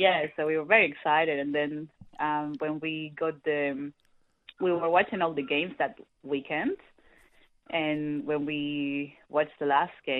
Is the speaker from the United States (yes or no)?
no; Peru; moved away as an adult; now in Australia; I'm originally from Peru